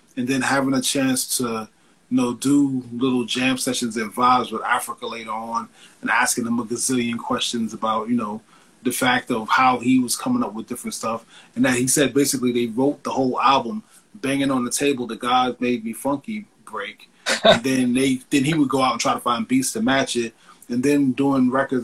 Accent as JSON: {"language": "English", "region": "New York", "country": "United States", "tie": "born or raised there", "said": "being a kid growing up in New York"}